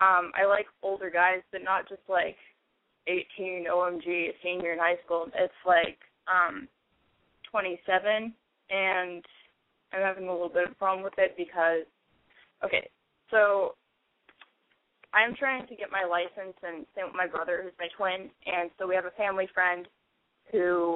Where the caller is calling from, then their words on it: San Francisco Bay Area, California, United States; But I am calling from, like, the San Francisco Bay Area, kind of.